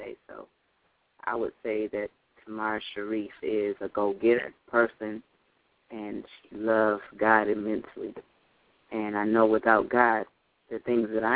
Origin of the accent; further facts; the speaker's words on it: Lansing, Michigan, United States; I'm from Lansing, Michigan. I stay in Michigan.